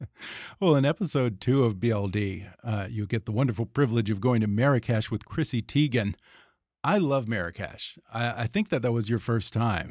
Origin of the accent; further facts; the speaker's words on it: Houston, Texas, United States; moved away; Growing up in Houston